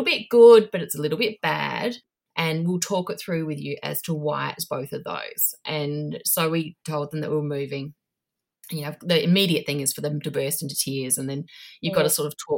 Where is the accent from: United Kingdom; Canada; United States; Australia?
Australia; moved away as an adult; also born or lived in Asia; now in New Zealand; I'm Australian living in New Zealand now.